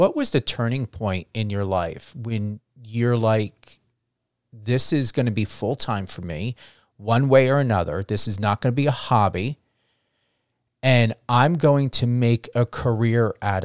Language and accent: English; New Jersey, United States; I come from New Jersey.